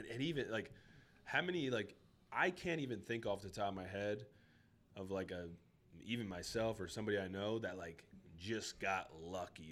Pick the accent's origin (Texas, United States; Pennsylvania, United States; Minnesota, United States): Pennsylvania, United States; Schuylkill County; moved away; first kind of got out of my hometown, like. You know, shout out to the Skook